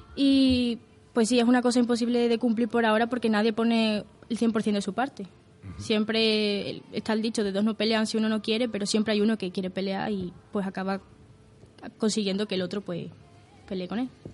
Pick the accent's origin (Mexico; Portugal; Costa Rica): Portugal; now in Spain; Nací en Portugal